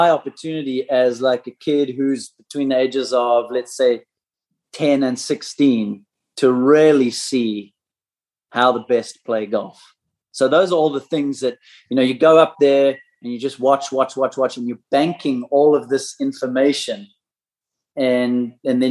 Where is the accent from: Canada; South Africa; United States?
South Africa; growing up in South Africa in the late 80s